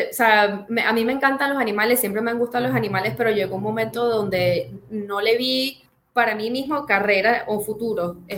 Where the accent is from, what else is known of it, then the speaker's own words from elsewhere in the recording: Venezuela; now in Czech Republic; cuando me fui de Venezuela a la República Checa, eso fue un culture shock